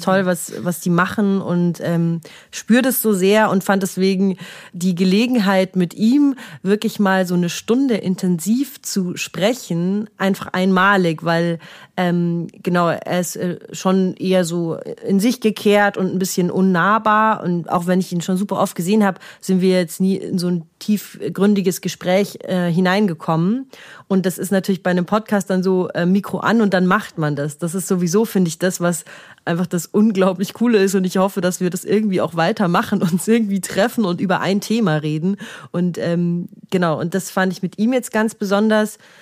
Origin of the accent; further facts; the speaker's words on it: Munich, Bavaria, Germany; wir sind aus München, haben uns nie jetzt dafür geschämt